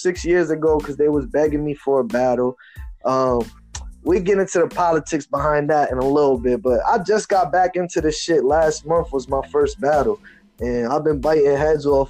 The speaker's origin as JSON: {"language": "English", "town": "New Haven", "region": "Connecticut", "country": "United States", "tie": "born or raised there", "also_born_or_lived": "Bridgeport, Connecticut", "said": "I was made in Bridgeport, but I was raised in New Haven, so I rep Bridge Haven"}